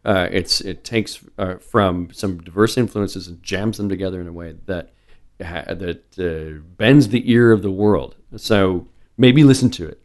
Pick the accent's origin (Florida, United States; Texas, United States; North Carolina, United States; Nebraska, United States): Nebraska, United States; Omaha; also born or lived in North Dakota / Little Rock, Arkansas; I've been in Omaha since I was five